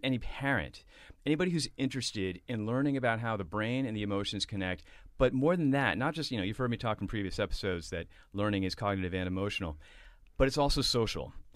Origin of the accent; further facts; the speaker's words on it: Boston, Massachusetts, United States; back from London to Boston, where I grew up.